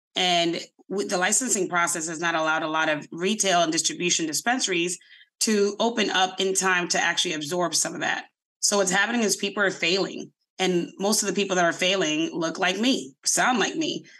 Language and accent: English; Boston, Massachusetts, United States; I'm in Mattapan. I grew up in Mattapan